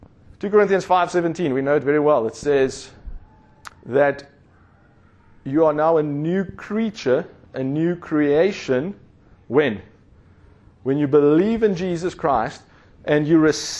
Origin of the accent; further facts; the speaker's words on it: South Africa; growing up in South Africa